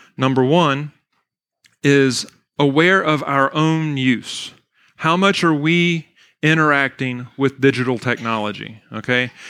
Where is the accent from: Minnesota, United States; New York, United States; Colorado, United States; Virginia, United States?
Virginia, United States; Weyers Cave; also born or lived in Bari, Italy; I was born and raised in Weir's Cave, Virginia, went to Fort Defiance High School